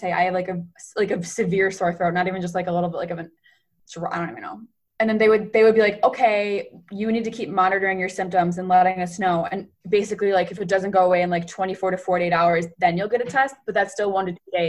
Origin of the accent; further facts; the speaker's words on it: Rochester, New York, United States; moved away as an adult; now in South Bend, United States; we're from Rochester